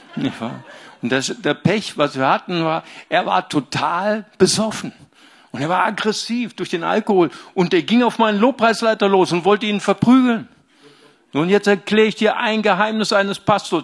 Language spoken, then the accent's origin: German; Bonn, North Rhine-Westphalia, Germany; Ich komme ja aus dem, aus Bonn.